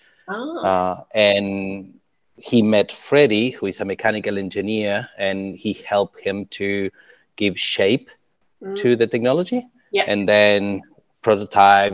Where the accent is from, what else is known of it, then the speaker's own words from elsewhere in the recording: Uruguay; now in New Zealand; I'm from Uruguay